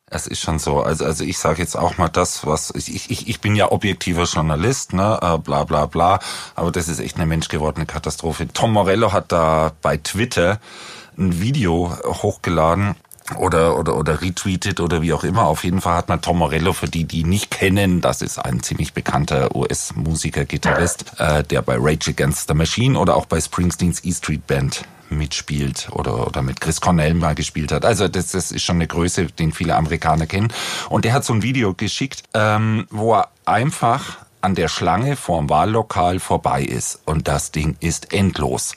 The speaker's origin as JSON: {"language": "German", "area": "Franconia", "region": "Bavaria", "country": "Germany", "accent": "Franconian", "said": "ich komme ja aus Franken"}